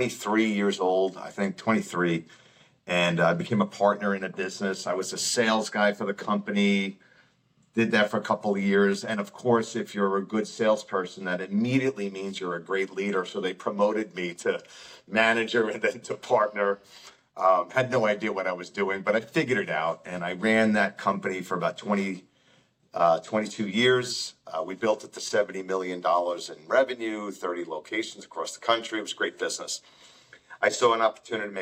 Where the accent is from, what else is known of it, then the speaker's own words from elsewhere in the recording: Long Island, New York, United States; moved away as an adult; also born or lived in Albany; I'm from Long Island